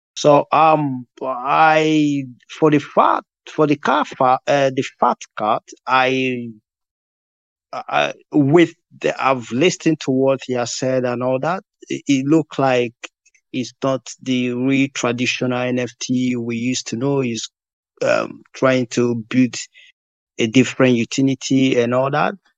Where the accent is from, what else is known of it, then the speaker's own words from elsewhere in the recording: Nigeria; being a Nigerian